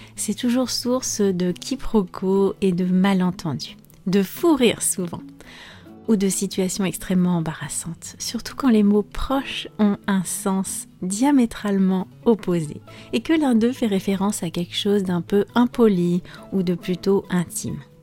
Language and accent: French; France; je suis française